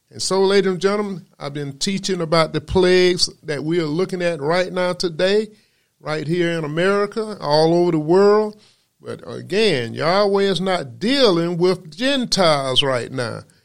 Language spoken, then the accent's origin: English; Macon, Georgia, United States; I was born in Macon, Georgia, where I began my studies